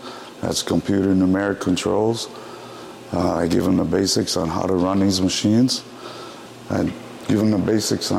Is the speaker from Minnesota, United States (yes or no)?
yes; Red Lake, Minnesota, United States; I'm from Red Lake, Minnesota. I'm an enrolled Red Lake band member